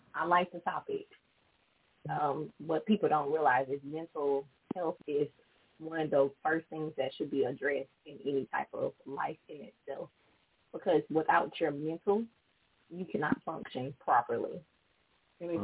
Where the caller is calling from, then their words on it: Gulfport, Mississippi, United States; I'm actually calling from Gulfport, Mississippi